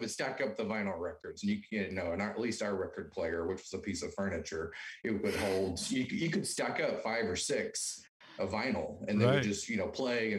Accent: Alabama, United States; now in Texas, United States; Yes, I am from Alabama. I grew up the youngest of four

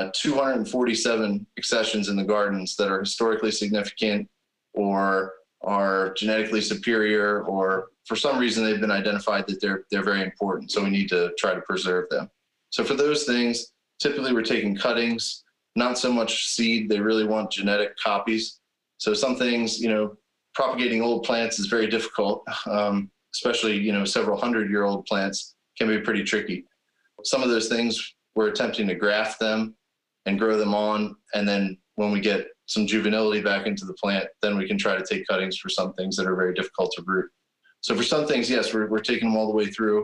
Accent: West Grove, Pennsylvania, United States; I grew up in West Grove, PA, which is just down the road here from Longwood

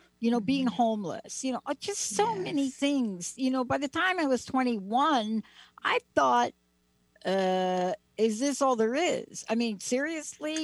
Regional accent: New York City, New York, United States; I grew up in the Bronx and in Joseph Maggio's garage

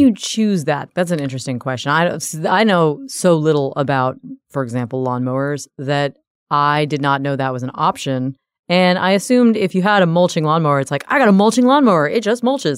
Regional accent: the South, United States; I'm from the South.

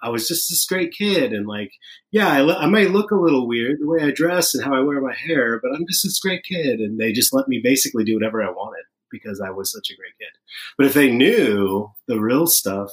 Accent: Sacramento, California, United States; I was born in Sacramento in 1974

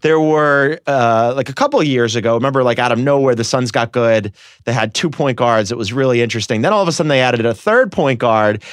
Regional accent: Philadelphia, Pennsylvania, United States; I'm from Philadelphia

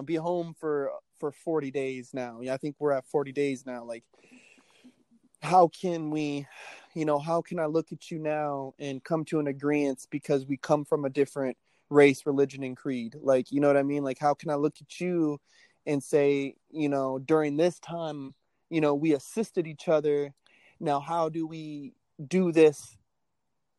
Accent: United States; I love the nation I live in. You know, I'm American in and out

